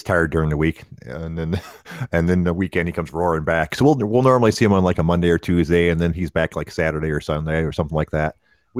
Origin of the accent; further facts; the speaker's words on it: Detroit, Michigan, United States; Growing up in Detroit, there's a ton of them.